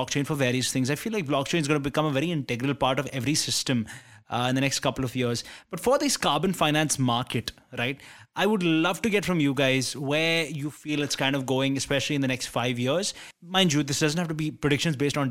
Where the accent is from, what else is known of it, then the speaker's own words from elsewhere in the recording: India; as an Indian